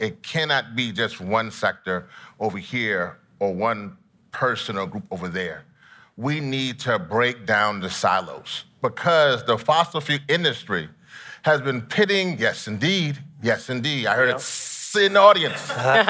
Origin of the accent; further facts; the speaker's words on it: Trinidad & Tobago; also born or lived in Louisiana, United States; Listen, I'm from Trinidad and Louisiana, so we do Mardi Gras and carnival.